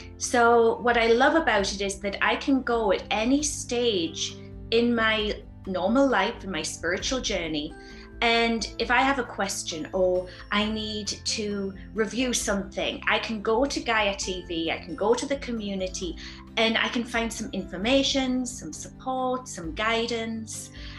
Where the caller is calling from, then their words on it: Sedona, Arizona, United States; I'm here live from Sedona, Arizona, and the sun is shining